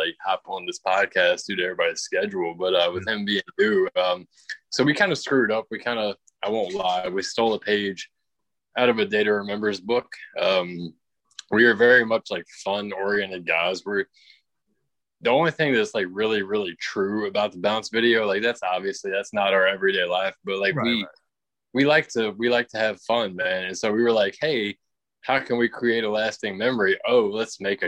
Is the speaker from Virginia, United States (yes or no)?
yes; Richmond, Virginia, United States; We're from Richmond, Virginia